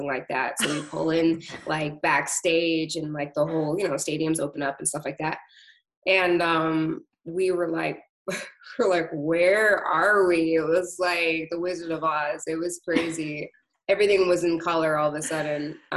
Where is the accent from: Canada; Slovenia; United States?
Canada; Toronto, Ontario; I grew up in Scarborough